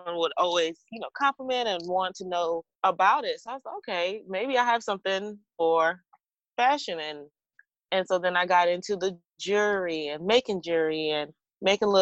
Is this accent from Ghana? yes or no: yes; Ghana; now in Atlanta, United States; I am a Ghanaian